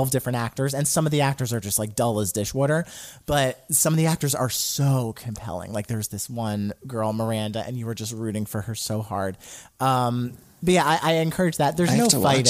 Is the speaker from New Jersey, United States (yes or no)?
yes; New Jersey, United States; I'm from New Jersey